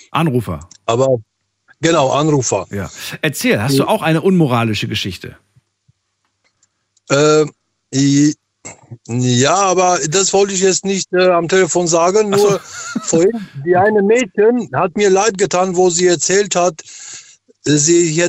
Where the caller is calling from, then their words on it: Frankfurt, Hesse, Germany; Äh, ich bin gerade in Frankfurt, im Flughafen, habe gerade Pause.